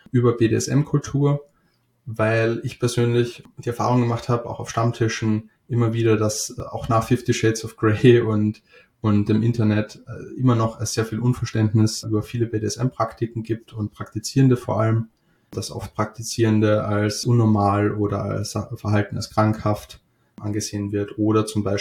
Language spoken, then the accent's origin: German; Austria; now in Hamburg, Germany; seit circa fünf Jahren wohne ich in Hamburg. Uh, ursprünglich komme ich aus Österreich